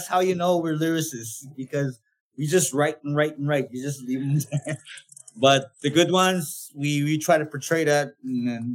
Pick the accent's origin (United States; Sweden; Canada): Canada; Kawawachikamach, Quebec; first language Naskapi